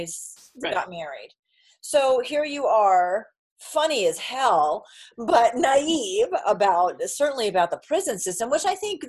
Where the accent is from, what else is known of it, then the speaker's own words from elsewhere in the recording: New England, United States; moved away; also born or lived in Hawaii; I grew up in New England.